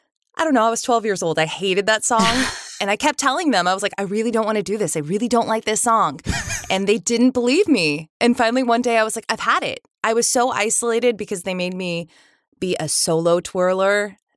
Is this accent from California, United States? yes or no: yes; Sacramento, California, United States; We moved around a little bit when I was young, and then we ended up in Sacramento. So I grew up mostly in Sacramento